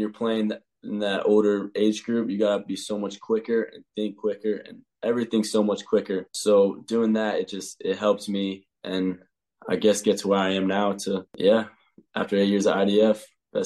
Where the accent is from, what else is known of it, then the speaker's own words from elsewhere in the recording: Chapel Hill, North Carolina, United States; moved away as an adult; now in Ireland; I'm from Chapel Hill. So I played in, it's called CSL, which is Chatham Soccer League